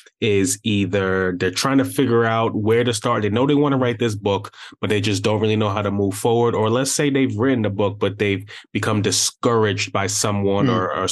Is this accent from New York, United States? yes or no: yes; Brooklyn, New York, United States; yeah, I'm from Brooklyn, and you're right.